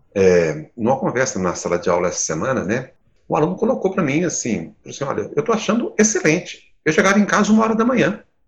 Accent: Campo das Vertentes, Minas Gerais, Brazil; sou do, do campo das vertentes, aqui de Minas, não sou de Belo Horizonte

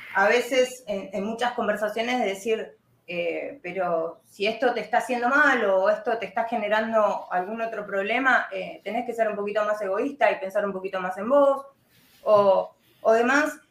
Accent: Argentina; acá en Argentina

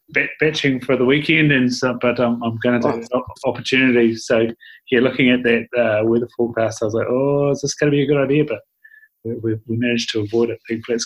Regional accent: Southland, New Zealand; moved away; Growing up in Southland, I definitely missed an opportunity of access to lots of great country.

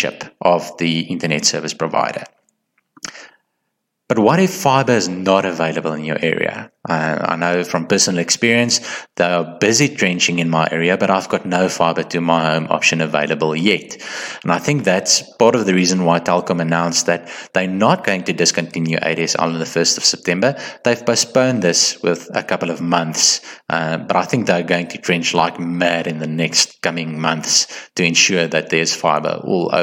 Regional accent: South Africa; as a South African

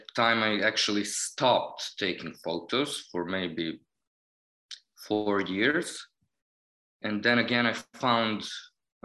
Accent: Novi Sad, Vojvodina, Serbia; I was born and raised in Novi Sad, Serbia

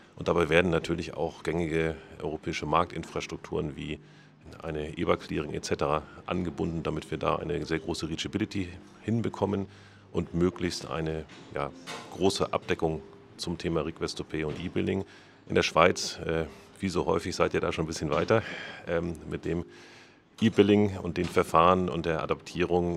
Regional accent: Germany; wir äh, sollten als Deutsche

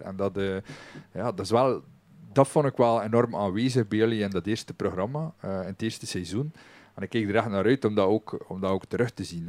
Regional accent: West Flanders, Belgium; ons nadeel als West-Vlamingen

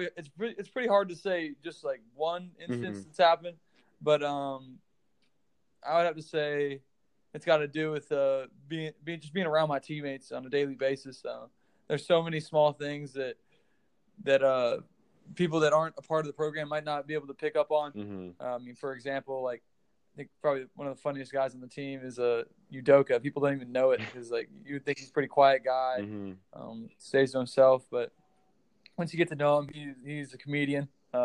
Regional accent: Kansas, United States; Having that Jayhawk mentality from birth, really. All my family is real hardcore Jayhawk fans.

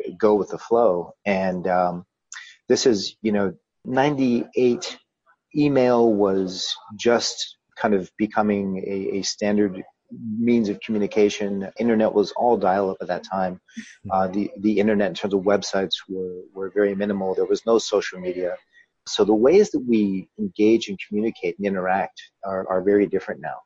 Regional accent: Colorado, United States; moved away as an adult; also born or lived in Japan / Vietnam; a business back in Colorado where I'm from

